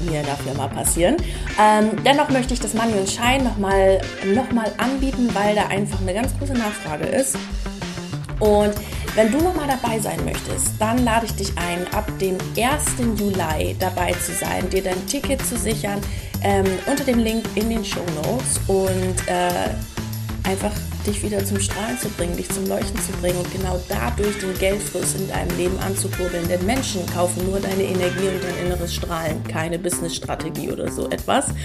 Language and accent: German; Lower Saxony, Germany; now in Munich, Germany; Ich komme ja ursprünglich aus Ostfriesland und ich bin überhaupt kein Landei.